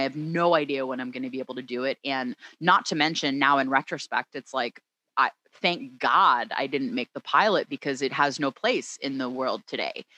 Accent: Philadelphia, Pennsylvania, United States; moved away as an adult; also born or lived in Oakland, California; now in Los Angeles, United States; I'm from the Philadelphia area. I grew up that's in the Philadelphia right. suburbs

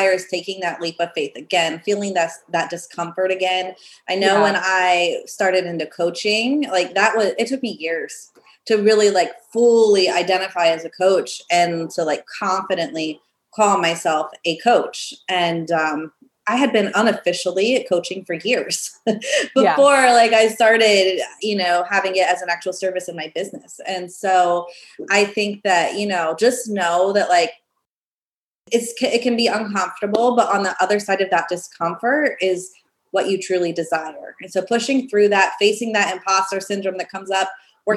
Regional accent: Pennsylvania, United States; moved away as an adult; my hometown, it was like just a small town in Pennsylvania

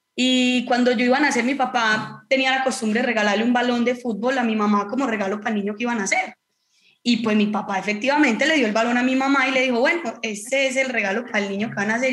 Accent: Marinilla, Antioquia, Colombia; now in Cali, Colombia; soy de Marinilla, un pueblo muy cerca de Medellín

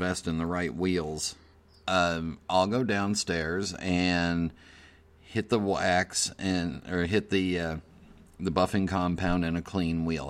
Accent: Los Angeles, California, United States; I grew up in the San Fernando Valley

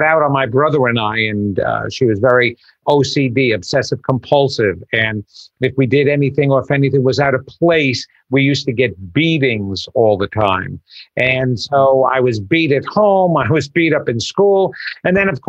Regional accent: Long Island, New York, United States; I grew up on Long Island in a small town

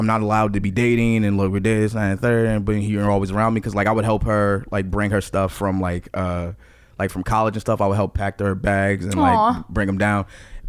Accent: Newark, New Jersey, United States; also born or lived in Maplewood, New Jersey; I grew up in Newark. It's very diverse.

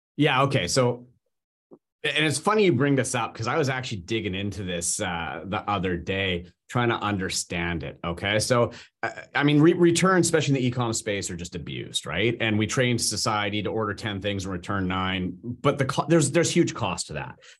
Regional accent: Canada; I'm Canadian

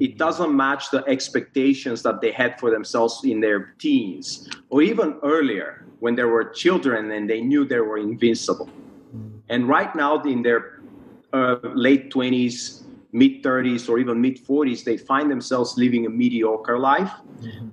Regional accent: Bulgaria; moved away as an adult; also born or lived in United States; now in Malaysia; I was born and grew up in Bulgaria.

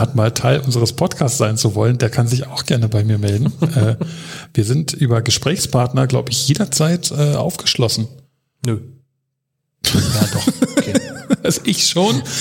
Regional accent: Berlin, Germany; Ich bin hier in Lichtenberg geboren und äh, bin mit drei Jahren sind wir ein bisschen an den Stadtrand gezogen, nach Hellersdorf

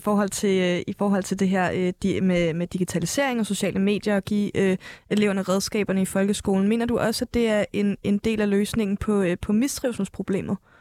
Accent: Fejø, Zealand, Denmark; also born or lived in Lolland; jeg er vokset op på Fejø. Jeg er gået i sko- folkeskole på Lolland

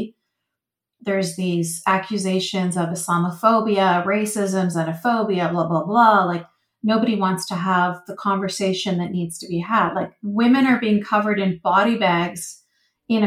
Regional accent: Vancouver, British Columbia, Canada; I was born and raised in Vancouver, Canada

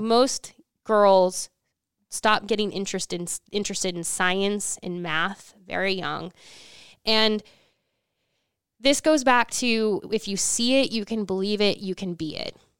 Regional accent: Nebraska, United States; I grew up in Nebraska.

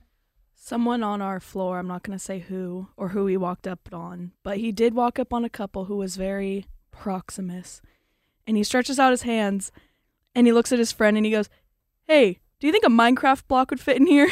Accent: Arizona, United States; I'm from Arizona

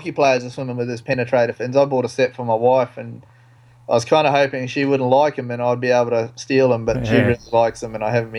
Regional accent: New Zealand; now in Australia; I am a Kiwi, so I've never found North Queensland cold, so I've never had a wetsuit.

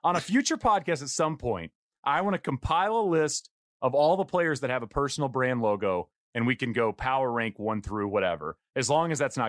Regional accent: East Texas, United States; moved away; back when I grew up in East Texas and only knew the Dallas Stars.

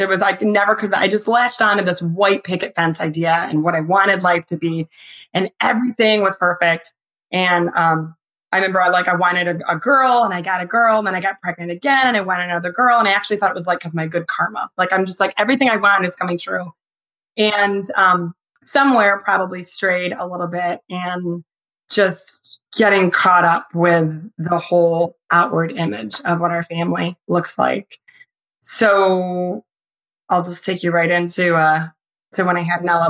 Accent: Michigan, United States; I grew up in Michigan

